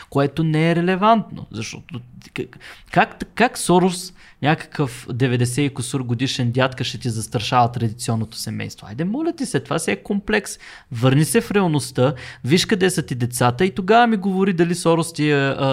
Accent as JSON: {"language": "Bulgarian", "country": "Bulgaria", "said": "винаги съм се гордял, че съм, че съм българин и съм го заявявал много открито"}